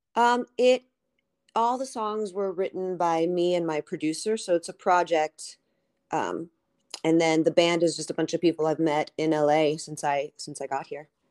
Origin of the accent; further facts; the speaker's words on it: New York City, New York, United States; my dad had a nightclub growing up in Manhattan on thirtieth Street